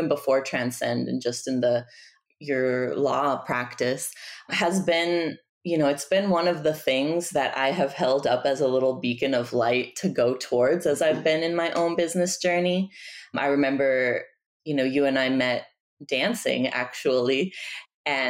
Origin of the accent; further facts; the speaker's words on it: Tijuana, Baja California, Mexico; also born or lived in Bay Area, California, United States; now in Washington, D.C., United States; I'm originally from Tijuana, from Mexico. I was living in the Bay Area for about 15 years before moving to Washington, D.C.